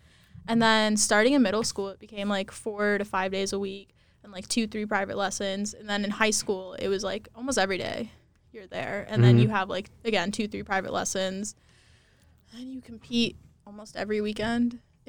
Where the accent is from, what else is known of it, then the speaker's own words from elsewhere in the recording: Texas, United States; I'm from Texas